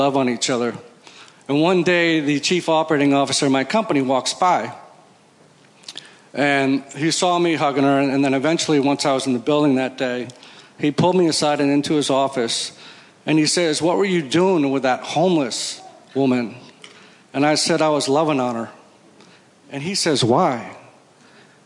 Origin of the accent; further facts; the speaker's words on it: Connecticut, United States; I'm from Connecticut, and I go to Stanwich Church